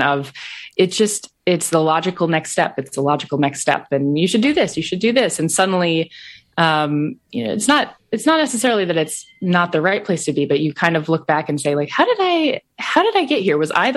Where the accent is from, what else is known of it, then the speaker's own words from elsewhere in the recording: Iowa, United States; I grew up in Iowa